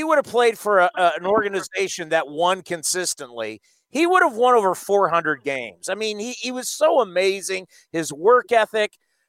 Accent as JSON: {"language": "English", "town": "San Diego", "region": "California", "country": "United States", "tie": "born or raised there", "said": "I grew up in San Diego"}